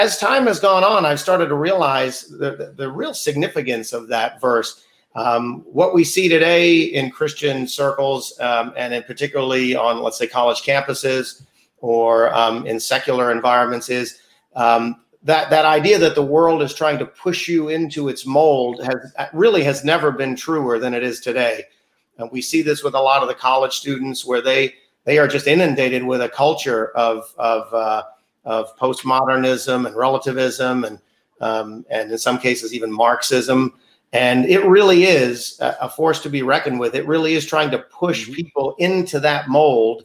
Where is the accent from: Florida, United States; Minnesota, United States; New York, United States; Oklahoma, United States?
New York, United States; born and raised in New York